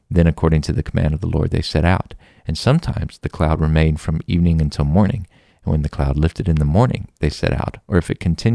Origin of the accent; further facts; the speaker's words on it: Texas, United States; I'm from Texas. I went to school nearby. I have uncles in this area.